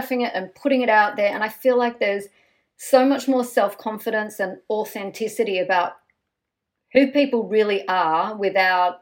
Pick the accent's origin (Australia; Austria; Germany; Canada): Australia; we grew up in Australia